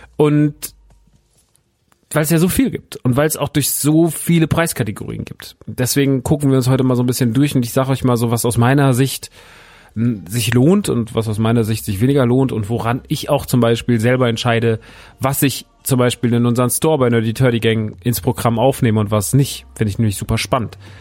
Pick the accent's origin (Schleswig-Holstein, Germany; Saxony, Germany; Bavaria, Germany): Bavaria, Germany; Aschaffenburg; ich komme ja aus Aschaffenburg, wohne ja in Aschaffenburg